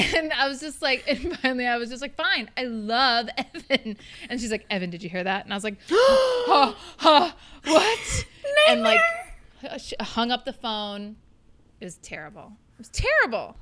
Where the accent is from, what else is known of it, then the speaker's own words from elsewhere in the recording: Minnesota, United States; I grew up in Minnesota